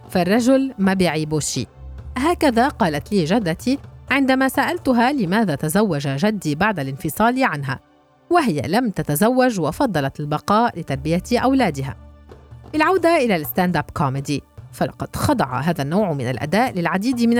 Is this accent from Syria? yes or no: yes; Syria; now in Berlin, Germany; كفلسطينية سورية تعيش في برلين